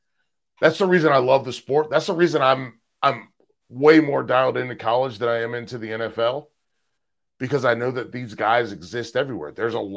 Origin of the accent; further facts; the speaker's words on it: Charlotte, North Carolina, United States; also born or lived in Fayetteville, North Carolina / New Mexico / Chicago; I was born in Fayetteville, moved to New Mexico, which is where my brother was born. Lived in New Mexico for 7 years, which is because my dad was in the military, and then back to Charlotte. And then Charlotte from 92 until 2018.